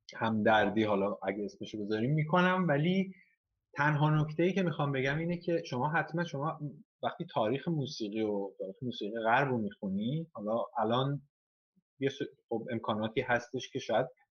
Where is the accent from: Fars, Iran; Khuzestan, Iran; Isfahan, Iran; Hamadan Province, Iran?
Isfahan, Iran; moved away as an adult; also born or lived in Tehran, Iran; now in Florence, Italy; اگه من خودم مثلا اصفهانی هستم